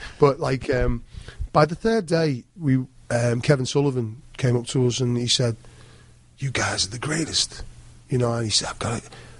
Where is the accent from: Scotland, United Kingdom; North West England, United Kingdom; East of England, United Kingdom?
North West England, United Kingdom; Liverpool